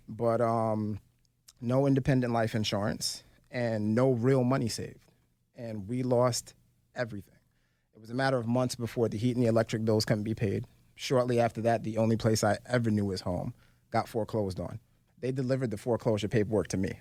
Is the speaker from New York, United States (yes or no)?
yes; New York City, New York, United States; moved away; also born or lived in Philadelphia; I was born and raised in Brooklyn, New York.